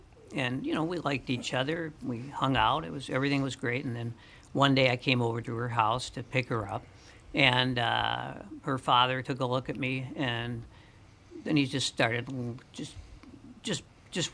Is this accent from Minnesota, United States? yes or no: yes; St. Paul, Minnesota, United States; And I'm growing up on Cretan Avenue in St. Paul, you know, if you were Jewish, you were Jewish.